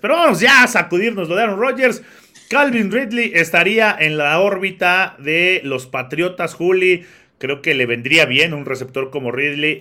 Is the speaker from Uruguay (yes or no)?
no; Mexico; es una bandera preciosa la que tenemos como mexicanos